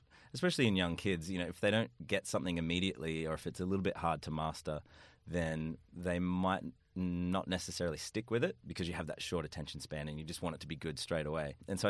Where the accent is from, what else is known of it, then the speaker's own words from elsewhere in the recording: Empire Bay, New South Wales, Australia; I was in Empire Bay.